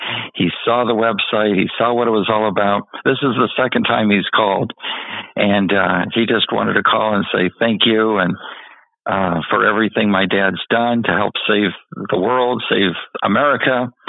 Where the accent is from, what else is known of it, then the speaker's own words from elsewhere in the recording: Boston, Massachusetts, United States; born there; And you met her in Boston, and that's where I was born in Boston, Dad, 1955.